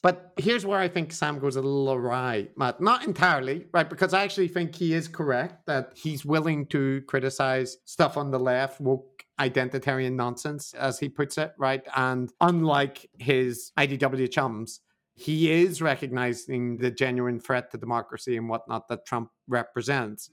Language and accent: English; Northern Irish, Northern Ireland, United Kingdom; I'm Northern Irish in my soul